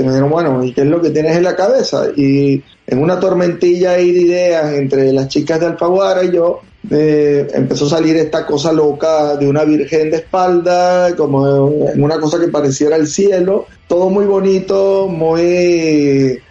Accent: Venezuela; also born or lived in Madrid, Spain; now in Houston, United States; soy de Venezuela, pero viví oh. mucho tiempo en Madrid y y luego me vine acá

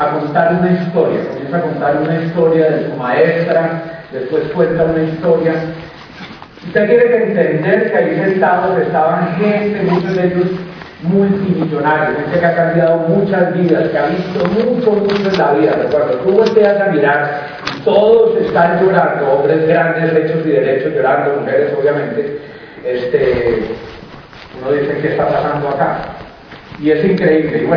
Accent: Colombia; nosotros venimos de Colombia.

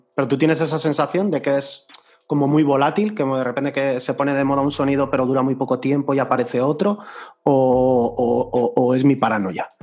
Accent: Basque Country, Spain; la peña que somos de aquí, de Euskadi, aunque yo no sea de la zona de Vizcaya

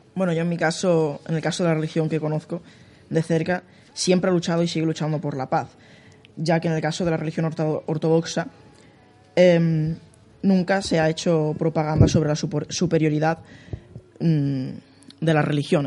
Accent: Spain; yo soy ruso, mi familia nació en la URSS, yo nací aquí en España

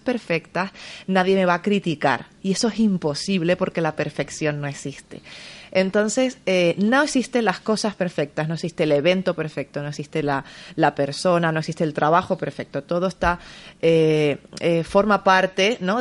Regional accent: San Cristóbal de La Laguna, Canary Islands, Spain; moved away as an adult; now in Madrid, Spain; soy original eh, de Tenerife, de La Laguna. Es una ciudad preciosa, pero llevo ya 18 años viviendo aquí.

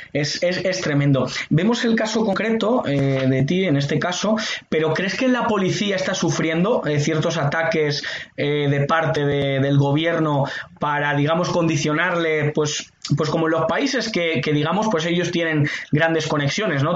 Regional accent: Spain; la inmensa mayoría de los españoles estamos de acuerdo

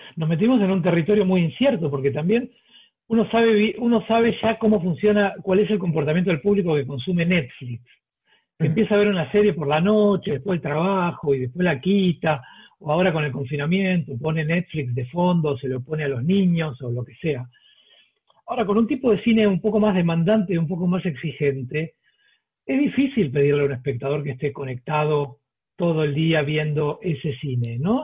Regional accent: Argentina; moved away as an adult; now in Colombia; como argentino

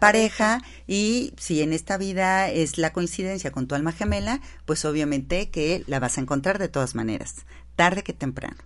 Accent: Mexico; Nosotros decidimos ser mexicanas. Y como mexicanas

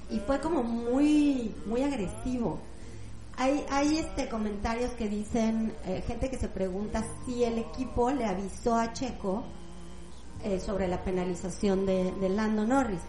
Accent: Mexico; nosotros que crecimos en México

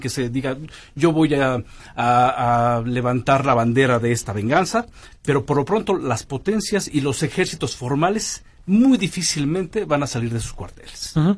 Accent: Mexico

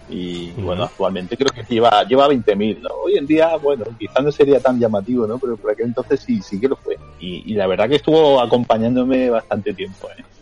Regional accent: Granada, Andalusia, Spain; yo, en realidad soy un granadino malafollado ¿sabes? Como decimos por aquí

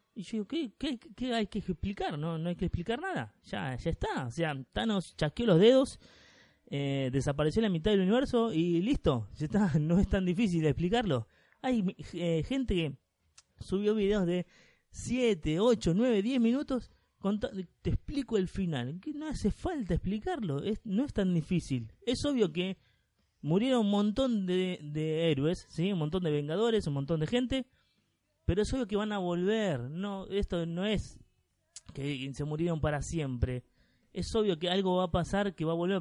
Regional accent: Argentina; yo soy argentino

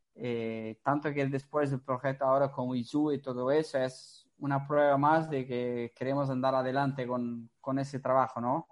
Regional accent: Portugal; Spanish is a second language; now in Italy; yo soy portugués, entonces, como soy portugués, trabajo en Italia

